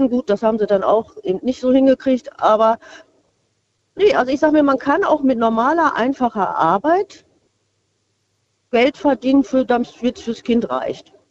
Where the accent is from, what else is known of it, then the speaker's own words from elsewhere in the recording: Porta Westfalica, North Rhine-Westphalia, Germany; Nee, Porta Westfalica.